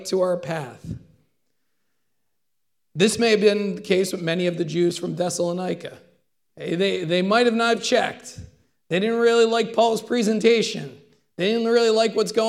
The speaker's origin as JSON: {"language": "English", "country": "United States", "said": "as American Christians"}